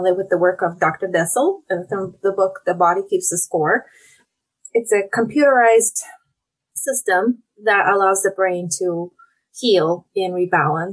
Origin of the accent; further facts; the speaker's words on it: Russia; moved away as an adult; now in Oregon, United States; I'm originally from Russia. So I moved to the US about 20 years ago.